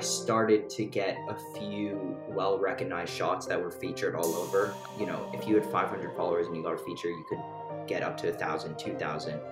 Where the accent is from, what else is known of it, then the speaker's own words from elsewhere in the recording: Bay Area, California, United States; also born or lived in London; I am from the Bay Area